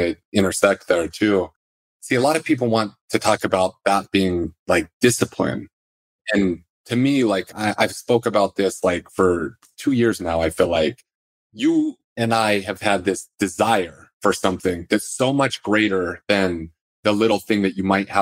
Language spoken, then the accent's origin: English; Salt Lake City, Utah, United States; I grew up in Salt Lake City